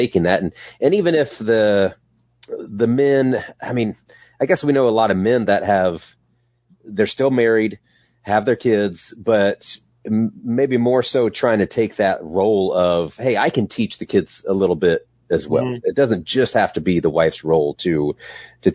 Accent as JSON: {"language": "English", "town": "Indianapolis", "region": "Indiana", "country": "United States", "said": "We're from Indiana, Indianapolis area"}